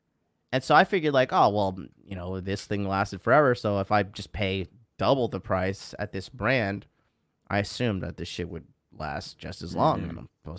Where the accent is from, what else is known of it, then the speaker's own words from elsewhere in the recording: Florida, United States; I'm new to this whole winter coat thing, because I'm from Florida.